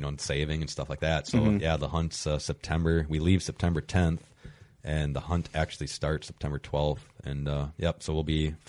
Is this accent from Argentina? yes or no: no; Wisconsin, United States; growing up in Wisconsin, like, all I've ever known is whitetails.